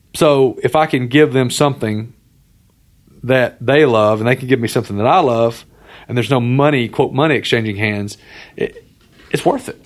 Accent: Alabama, United States; moved away as an adult; also born or lived in North Carolina; now in Tennessee, United States; I grew up in Alabama.

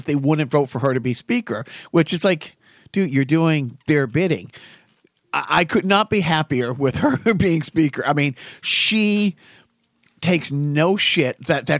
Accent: North Dakota, United States; No, I'm from North Dakota. South Dakota, piece of shit.

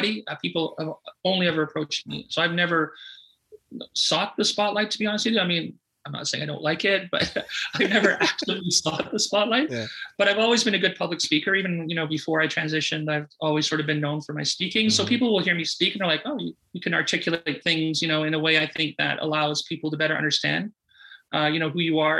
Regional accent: Sudbury, Ontario, Canada; I grew up in Sudbury, Ontario.

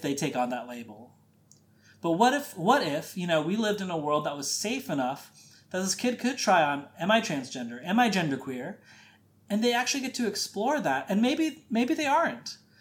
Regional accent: Midwest, United States; growing up in the Midwest, conservative Catholic

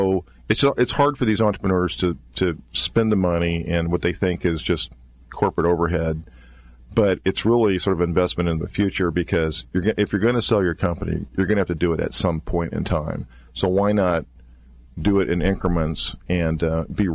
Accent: Kansas, United States; I hail from a small town in Kansas

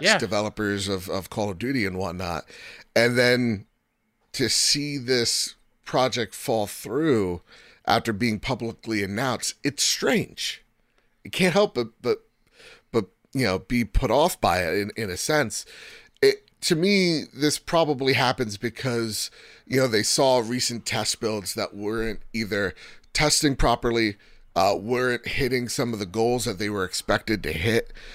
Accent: United States; I'm from the United States of America, where we got freedoms, democracy, and bureaucracy here

